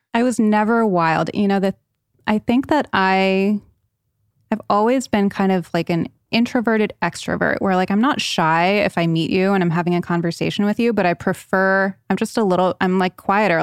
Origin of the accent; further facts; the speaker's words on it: Rhode Island, United States; moved away; also born or lived in Connecticut; I was born in Connecticut, raised in Rhode Island